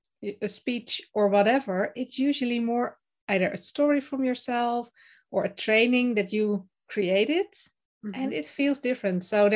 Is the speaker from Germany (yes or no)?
no; Netherlands; English is a second language; I am from the Netherlands and currently also in the Netherlands.